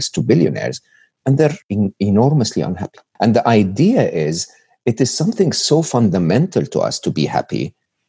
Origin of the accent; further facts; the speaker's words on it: Egypt; English is a second language; moved away; I was born and raised in Egypt